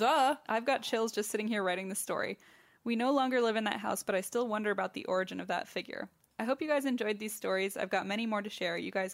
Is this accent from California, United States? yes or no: no; New Jersey, United States; I'm originally from Northern Jersey, where I hope you're coming to Asbury Park, where I grew up in an old house built in the 1920s.